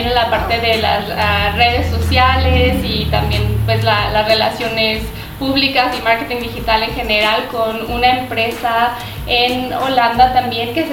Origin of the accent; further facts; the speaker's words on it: Zacatecas, Mexico; moved away as an adult; also born or lived in León, Mexico; now in Amsterdam, Netherlands; yo soy de Zacatecas. Eh, aquí viví, estudié hasta mi maestría. Bueno, la maestría la hice en León